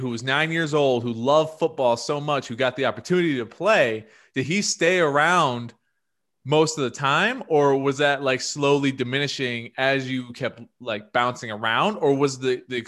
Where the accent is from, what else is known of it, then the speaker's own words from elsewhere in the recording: Aurora, United States; we grew up in Aurora